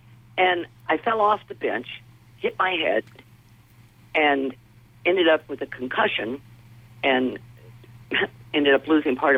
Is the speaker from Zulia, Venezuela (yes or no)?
yes; Maracaibo, Zulia, Venezuela; also born or lived in Caracas; And I was born and raised in Venezuela. And when I was about three, we moved from Caracas, the capital, to Maracaibo.